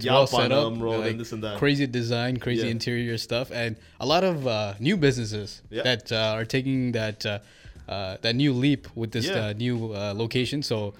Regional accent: Toronto, Ontario, Canada; growing up in Scarborough, we had our Tamils.

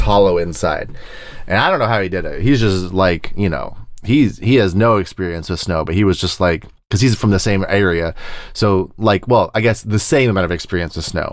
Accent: Plains part of Texas, United States; I'm from the Plains deserty part of Texas

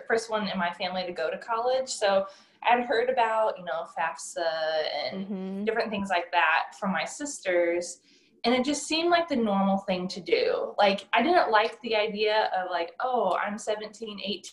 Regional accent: Ohio, United States; moved away as an adult; also born or lived in Indiana / Midland, Texas; now in Louisiana, United States; I grew up in Ohio and I went to college in Indiana. So kind of a Midwest gal

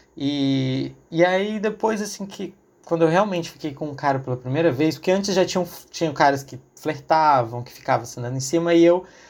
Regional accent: Acre, Brazil; Sou acriano

